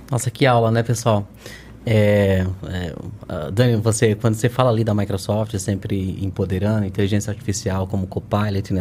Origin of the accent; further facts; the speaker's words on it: Northeast Region, Brazil; Sou, sou, sou nordestino